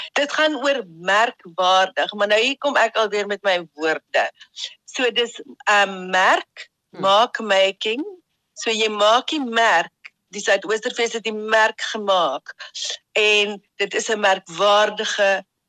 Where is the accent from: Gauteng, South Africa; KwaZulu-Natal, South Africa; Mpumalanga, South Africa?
KwaZulu-Natal, South Africa; Ladysmith; moved away; Jet, Karen en ek het in Ladysmith in KwaZulu-Natal groot geword